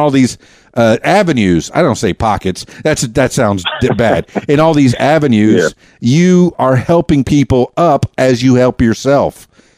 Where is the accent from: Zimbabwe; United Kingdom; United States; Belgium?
United States; Miami, Florida; now in Conway, United States; You know, I told you I'm from Miami. That's a big, big city, just like Chicago.